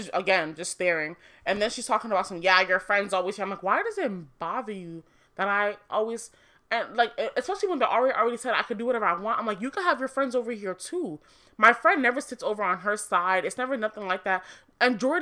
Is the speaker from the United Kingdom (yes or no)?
no; Nigeria; I'm Nigerian. Proud of it. My mom is also Nigerian